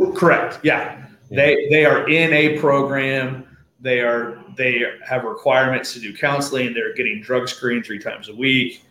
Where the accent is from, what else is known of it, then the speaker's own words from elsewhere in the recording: Portsmouth, Ohio, United States; I'm born and raised in Portsmouth, was gone for college and the military, and came back home